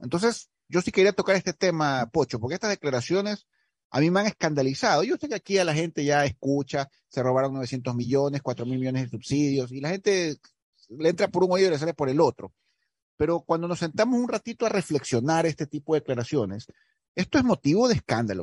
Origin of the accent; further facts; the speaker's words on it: Ecuador; yo como ecuatoriano